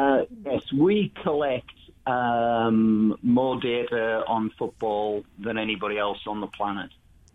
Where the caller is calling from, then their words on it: Cincinnati, Ohio, United States; The PFF headquarters in Cincinnati.